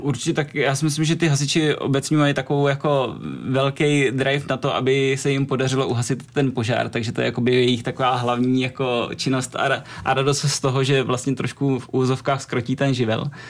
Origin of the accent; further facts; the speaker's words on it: Czechia; u nás v Čechách